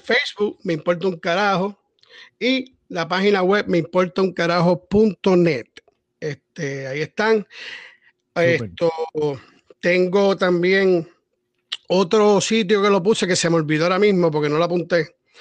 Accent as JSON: {"language": "Spanish", "country": "Puerto Rico", "said": "Somos puertorriqueños"}